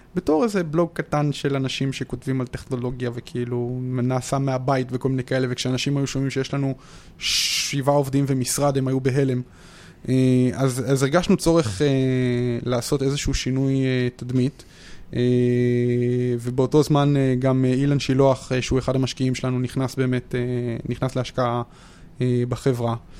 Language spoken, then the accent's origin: Hebrew; Modi'in-Maccabim-Re'ut, Central District, Israel; מכבים רעות